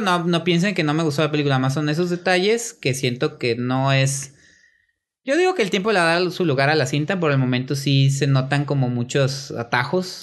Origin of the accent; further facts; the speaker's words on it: Mexico; yo como mexicano veo películas mexicanas